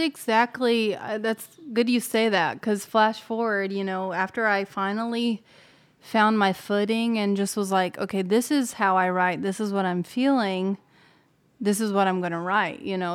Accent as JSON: {"language": "English", "area": "Ozark Mountains", "region": "Missouri", "country": "United States", "tie": "born or raised there", "moved": "as an adult", "lives_now": "Nashville, United States", "said": "I'm from the Ozark Mountains in Missouri, so not far from, like, the Branson area, um, Springfield, Missouri. And I had grown up singing all my life"}